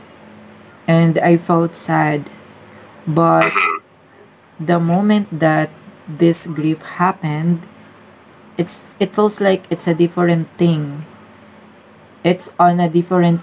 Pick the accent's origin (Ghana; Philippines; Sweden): Philippines; I'm from Philippines